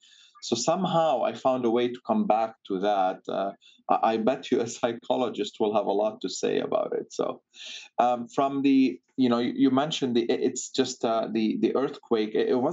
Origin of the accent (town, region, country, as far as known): Sidon, South Governorate, Lebanon; born or raised there; moved away as an adult; now in Boston, United States